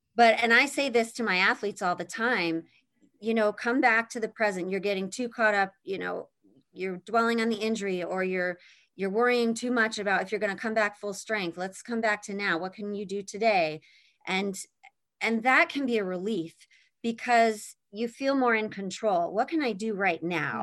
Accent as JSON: {"language": "English", "region": "Pennsylvania", "country": "United States", "tie": "born or raised there", "also_born_or_lived": "Indiana", "moved": "as an adult", "said": "I grew up in Pennsylvania"}